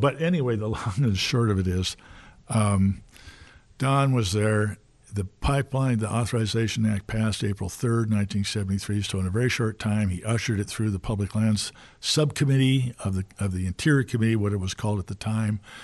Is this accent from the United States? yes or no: yes; Seattle, Washington, United States; now in Washington, D.C., United States; I grew up in Seattle, schooled out in the Northwest